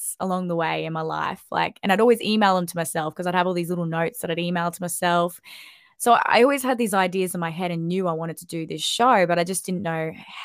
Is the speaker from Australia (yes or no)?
yes; Sunshine Coast, Queensland, Australia; moved away as an adult; also born or lived in Sydney, Australia / London, United Kingdom; When I moved back to the Sunshine Coast, I kind of felt like this is my hometown